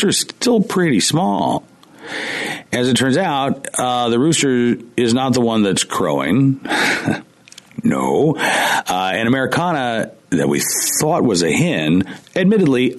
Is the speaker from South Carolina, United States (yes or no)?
no; Oklahoma, United States; also born or lived in Central Virginia; now in Virginia, United States; I grew up in Oklahoma